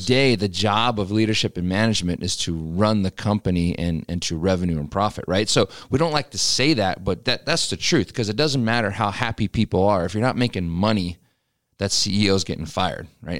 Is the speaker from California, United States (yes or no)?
no; Pennsylvania, United States; moved away; back home where I grew up in Pennsylvania